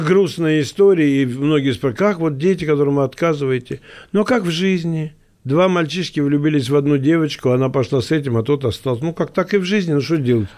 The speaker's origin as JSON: {"language": "Russian", "region": "Moscow", "country": "Russia", "said": "Я говорю, из России. Он говорит, а город? Я говорю, Москва."}